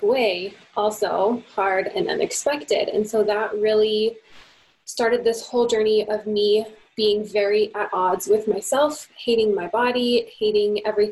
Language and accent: English; United States; moved away as an adult; now in Canada; I'm American